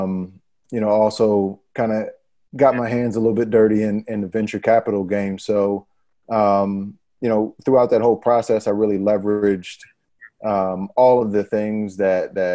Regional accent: Pennsylvania, United States; born or raised there; moved away; also born or lived in New Orleans

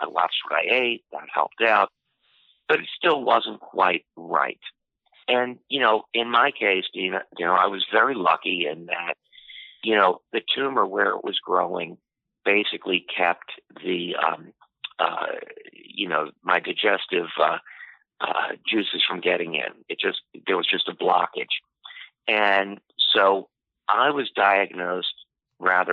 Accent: Washington, District of Columbia, United States; I'm from Washington, D.C.

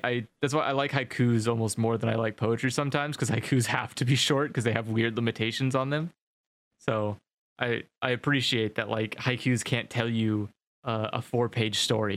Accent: United States; I'm American

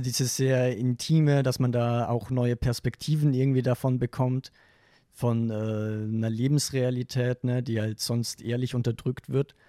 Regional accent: western Austria, Austria; ich komme aus Westösterreich

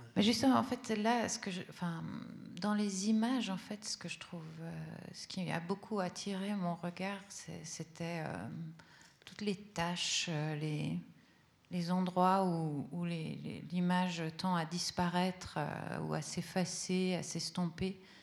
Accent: Italy; first language Italian; French is a second language; moved away; l'italien, c'est ma langue euh, d'enfant

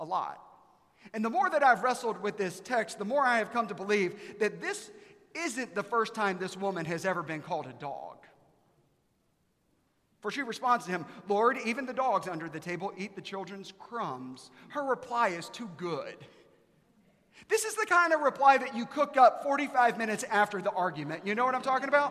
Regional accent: Aiken, South Carolina, United States; now in Dallas, United States; I'm from Aiken, South Carolina.

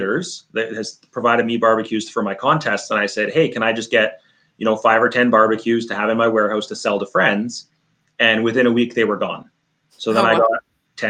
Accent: Northern Canada, Canada; We're from Northern Canada.

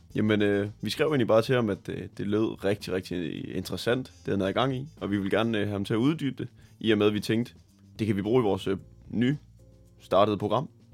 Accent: Tvis, Central Denmark Region, Denmark

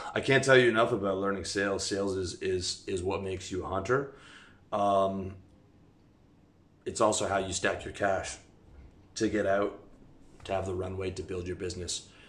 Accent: Canada; moved away as an adult; I'm talking to you from Eastern Europe. I'm from Canada. I've lived all over the world.

